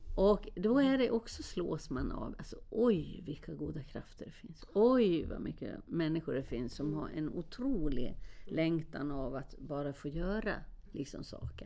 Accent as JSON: {"language": "Swedish", "country": "Sweden", "said": "jag var från Sverige"}